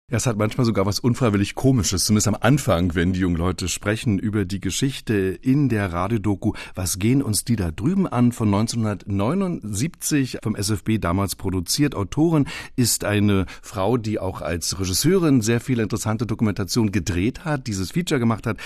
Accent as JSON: {"language": "German", "region": "Berlin", "country": "Germany", "tie": "born or raised there", "said": "Ich selbst bin 1960 geboren im Ostteil der Stadt"}